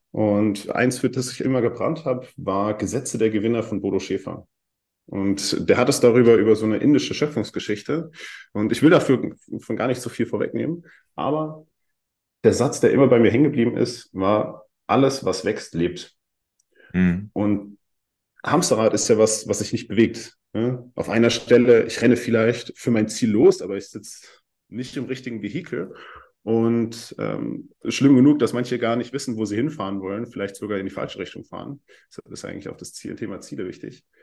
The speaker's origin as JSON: {"language": "German", "town": "Heidelberg", "region": "Baden-Württemberg", "country": "Germany", "tie": "born there", "said": "ich bin 24, ich bin in Heidelberg geboren"}